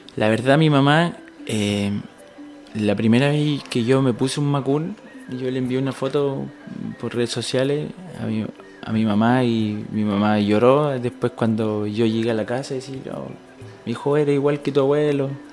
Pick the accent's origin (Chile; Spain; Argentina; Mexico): Chile; Santiago, Santiago Metropolitan Region; moved away as an adult; yo nací en Santiago, eh, en una comuna no muy buena, de, escasos recursos en realidad, donde había que, que luchar para ser alguien en la vida, en realidad. De, mis papás igual fueron parte de, este proceso en que yo me crié